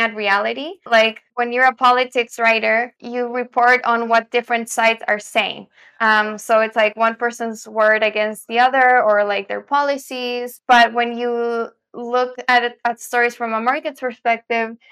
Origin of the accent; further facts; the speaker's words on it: Santiago, Santiago Metropolitan Region, Chile; moved away as an adult; also born or lived in United States; I'm originally from Santiago, Chile